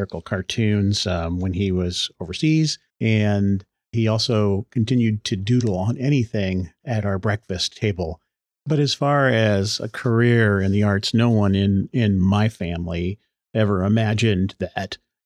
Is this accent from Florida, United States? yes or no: no; Omaha, Nebraska, United States; I was born in Omaha, Nebraska.